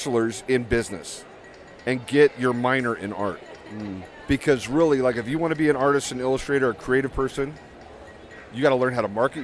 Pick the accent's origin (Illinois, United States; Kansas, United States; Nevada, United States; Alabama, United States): Nevada, United States; Las Vegas; I grew up in Las Vegas.